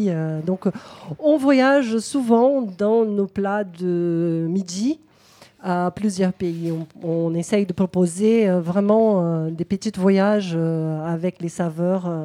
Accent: Brazil; now in Toulouse, France; moi, je suis brésilienne

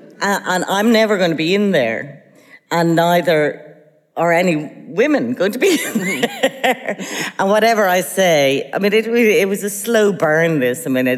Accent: Ireland; when you're growing up in Ireland

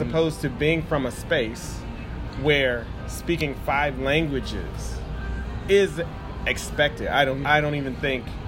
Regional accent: Midwest, United States; I am a Midwest born and raised American

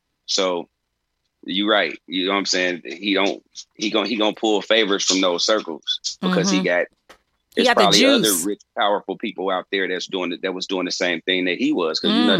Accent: Chicago, Illinois, United States; I'm from Chicago.

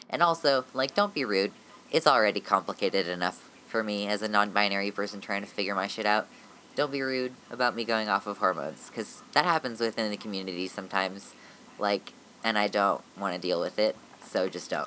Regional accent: United States; I am a genderqueer, transmasculinish ish American person

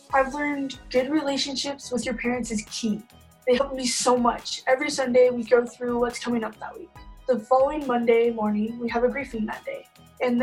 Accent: Provo, Utah, United States; also born or lived in Ogden, Utah; I was born in Ogden, Utah, but I basically lived in Provo, Utah my whole life

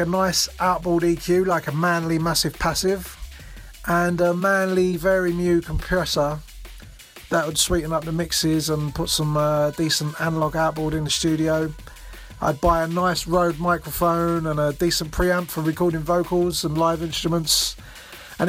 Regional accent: Dagenham, London, United Kingdom; I was born and bred in Dagenham, which sits in the Essex and East London border

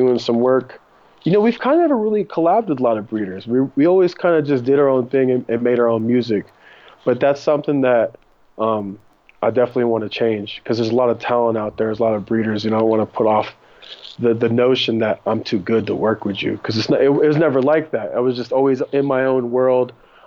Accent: Japan; moved away as an adult; also born or lived in Germany / San Diego / Mendocino; now in California, United States; I grew up in Japan until I was 20, started my career when I was in Germany

